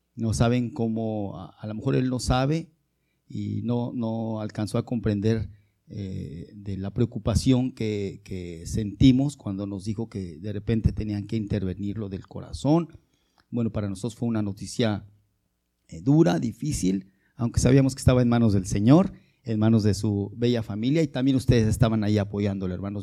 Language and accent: Spanish; Mexico